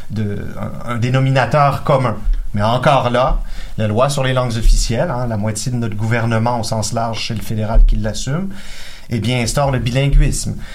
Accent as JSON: {"language": "French", "region": "Quebec", "country": "Canada", "said": "il va de soi, peu importe mes origines, il va de soi que je suis un Québécois."}